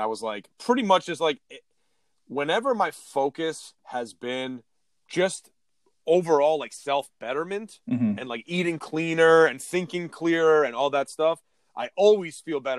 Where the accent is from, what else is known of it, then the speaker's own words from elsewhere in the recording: Southeastern Connecticut, United States; especially us too, like Southeastern Connecticut